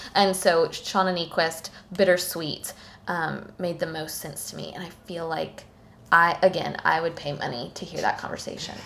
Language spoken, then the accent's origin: English; Tallahassee, Florida, United States; now in Thomasville, United States; nearby Tallahassee, Florida. Mm-hmm my hometown